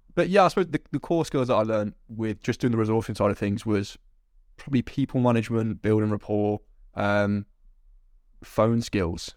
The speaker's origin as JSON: {"language": "English", "town": "Coventry", "region": "West Midlands", "country": "United Kingdom", "tie": "born or raised there", "said": "I'm currently in, in my hometown of Coventry"}